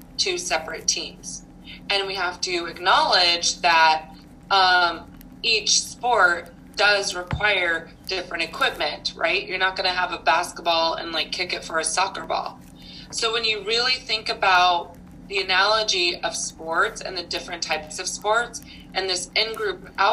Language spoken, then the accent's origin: English; Nebraska, United States; moved away as an adult; I'm originally from Nebraska, so I moved around quite a bit after college